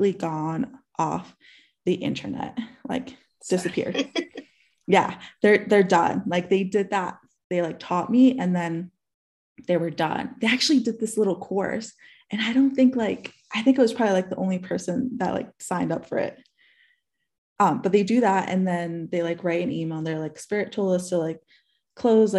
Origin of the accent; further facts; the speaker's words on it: New York City, New York, United States; moved away; I'm originally from New York City. And so I had gone back to New York to visit my parents.